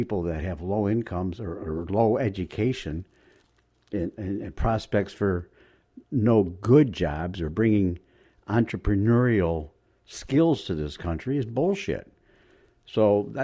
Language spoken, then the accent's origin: English; Florida, United States; I'm from Florida, and Marco Rubio is my senator